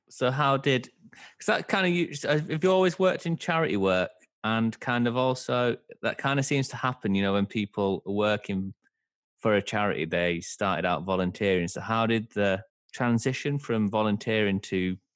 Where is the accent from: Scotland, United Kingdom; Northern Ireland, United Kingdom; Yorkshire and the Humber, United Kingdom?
Yorkshire and the Humber, United Kingdom; Bradford; now in Brighton, United Kingdom; I live in Brighton. Do I sound like I'm from Brighton? No. I'm from Brad. I'm from Bradford originally.